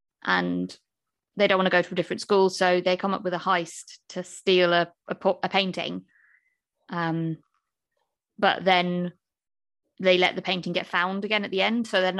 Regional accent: South East England, United Kingdom; now in Birmingham, United Kingdom; So I'm from Kent.

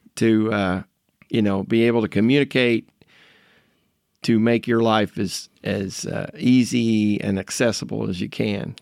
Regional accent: Shelby Township, Jefferson County, Indiana, United States; I'm a lifelong resident of Jefferson County

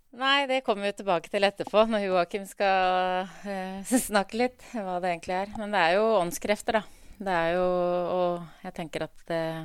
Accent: Drammen, Buskerud, Norway; i oppveksten så vokste jeg opp på Åsia i Drammen

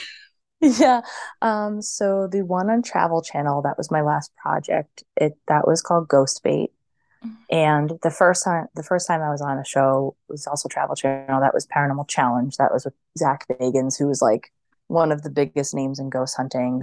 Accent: right outside of Boston, Massachusetts, United States; I grew up like right outside of Boston

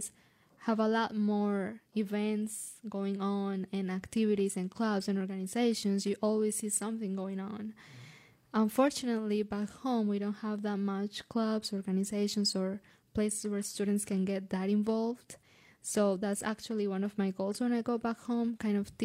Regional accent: Colombia; moved away as an adult; now in United States; when I go back to my home country

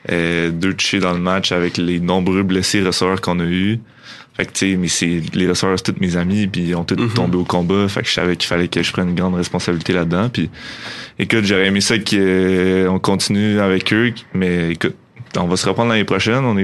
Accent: Montreal, Quebec, Canada; moved away as an adult; now in Quebec City, Canada; Moi, je viens de Montréal

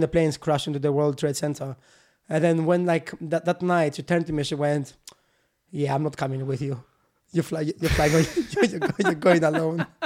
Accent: Kalamata, Peloponnese, Greece; born or raised there; English is a second language; moved away as an adult; also born or lived in Newcastle upon Tyne, United Kingdom; now in United Kingdom

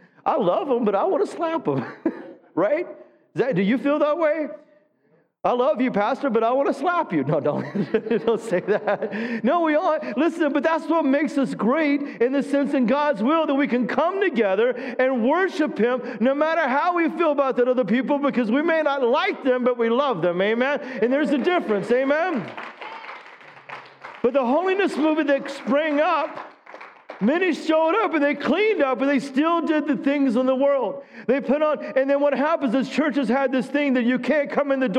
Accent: the South, United States; I grew up in the South

